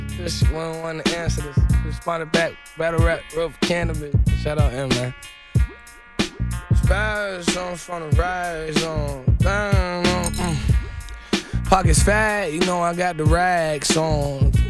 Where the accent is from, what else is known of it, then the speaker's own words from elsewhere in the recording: Chicago, Illinois, United States; Ooh, I'm from Chicago, where niggas don't live to see 20. But then again, I made it out and got a lot of money. I'm 19